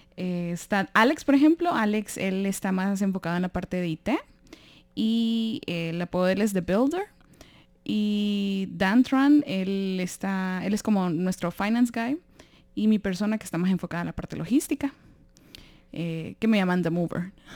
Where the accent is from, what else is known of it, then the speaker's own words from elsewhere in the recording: Honduras; moved away; de Honduras